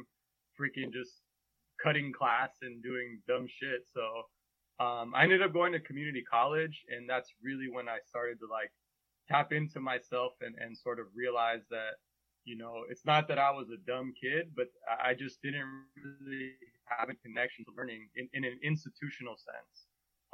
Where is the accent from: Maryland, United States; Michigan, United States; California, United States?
California, United States; Bay Area; moved away as an adult; also born or lived in Massachusetts; So I grew up in the Bay Area. My parents were both Mexican immigrants. So I'm first generation.